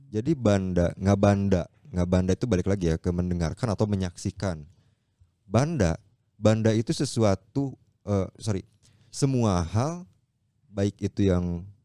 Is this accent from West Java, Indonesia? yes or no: yes; Bandung, West Java, Indonesia; Tapi kebetulan karena kita orang Bandung asli dan kita orang Sunda, tanggung jawabnya itu berat juga men untuk melestarikan budaya-budaya yang ada